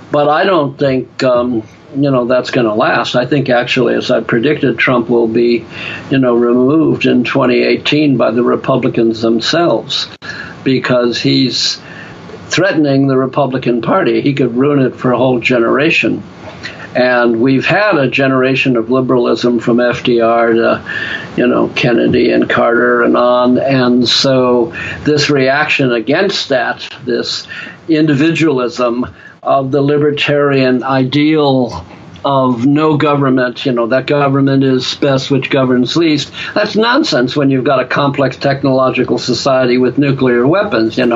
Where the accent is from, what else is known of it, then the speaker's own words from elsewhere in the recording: Ireland; just because I'm an Irishman with the gift of gab